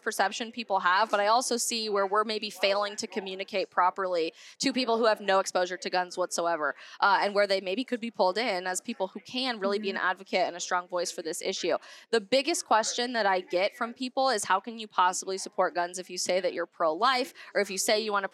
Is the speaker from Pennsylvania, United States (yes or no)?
no; Colorado, United States; I'm from Colorado